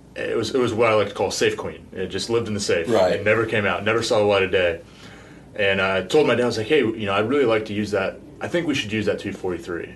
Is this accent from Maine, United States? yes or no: no; Alaska, United States; I grew up in Alaska